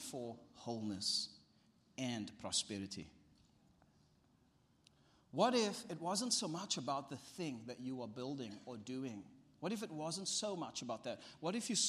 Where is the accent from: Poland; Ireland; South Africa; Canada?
South Africa; my family and my life as a South African